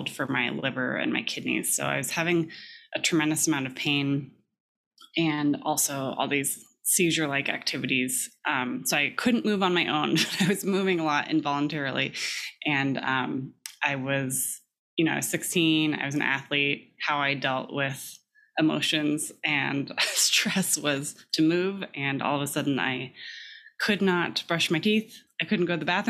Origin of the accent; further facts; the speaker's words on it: California, United States; I grew up in California